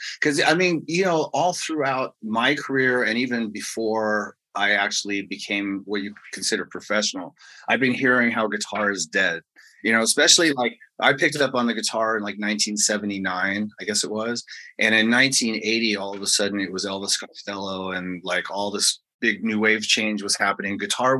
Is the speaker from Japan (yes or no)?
no; England, United Kingdom; born there; the fact that I was born in England and all that.